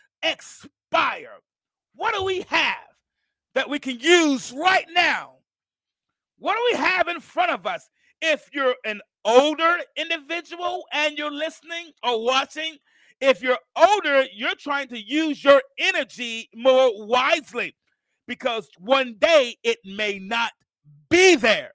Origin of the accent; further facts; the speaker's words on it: Mount Vernon, New York, United States; now in Alabama, United States; I'm from Mount Vernon, New York, and my grandmother lived here in Alabama